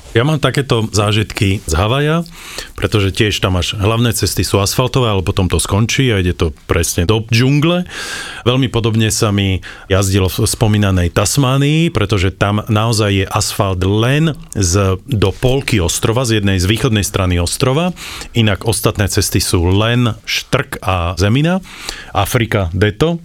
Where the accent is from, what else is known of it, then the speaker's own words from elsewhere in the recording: Slovakia; my sme zo Slovenska